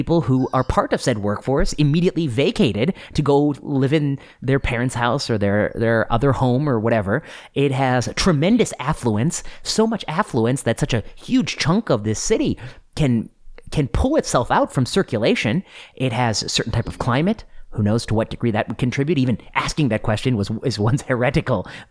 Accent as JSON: {"language": "English", "region": "Indiana", "country": "United States", "tie": "born or raised there", "also_born_or_lived": "Ohio / Pennsylvania / Michigan", "moved": "yes", "said": "my high school friends who live in Kentucky, who I grew up with in Indiana"}